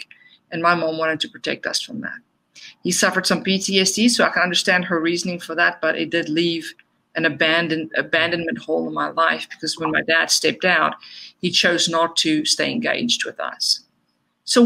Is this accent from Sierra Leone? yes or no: no; South Africa; moved away; I was born and raised in South Africa